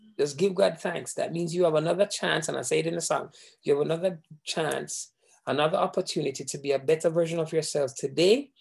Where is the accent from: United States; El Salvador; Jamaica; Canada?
Jamaica; moved away; I am Jamaican, born, bred, everything Jamaican